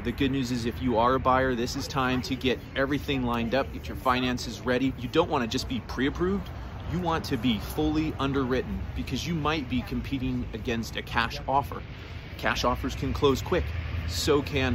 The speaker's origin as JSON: {"language": "English", "town": "Golden", "region": "Colorado", "country": "United States", "tie": "born or raised there", "said": "right here in my hometown, Golden, Colorado"}